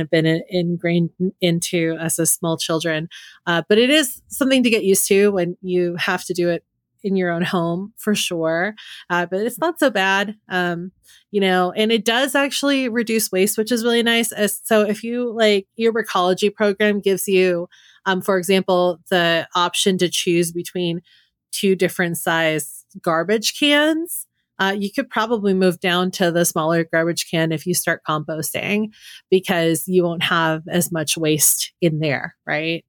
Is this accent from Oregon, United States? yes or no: no; Bay Area, California, United States; I grew up in the Bay Area in a very, um, hippy-dippy